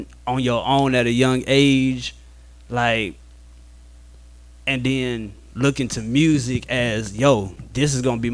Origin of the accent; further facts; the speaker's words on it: Detroit, Michigan, United States; also born or lived in Alabama; now in Pensacola, United States; I'm from Detroit. I moved to Alabama.